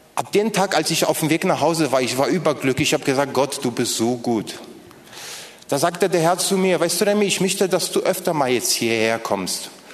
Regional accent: Poland; first language Polish; German is a second language; now in Berlin, Germany; das waren übrigens meine Landsleute, ich komme ursprünglich aus Polen

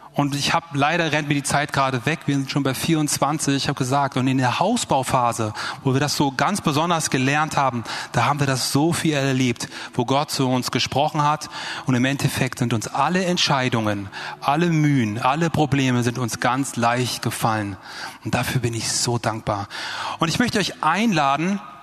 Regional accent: Germany; die kommen aus Deutschland. Ich und mein Bruder

